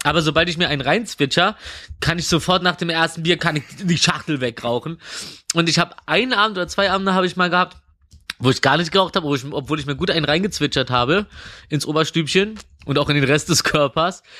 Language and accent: German; Berlin, Germany; Und ich komme aus Reinigendorf und ich wohne gerade in Mitte